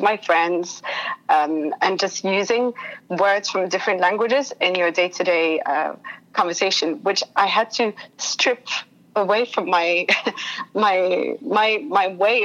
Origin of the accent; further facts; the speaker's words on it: London, United Kingdom; moved away; also born or lived in Sydney, Australia; I grew up in London. I am half French, half English, and I went to a French school in London.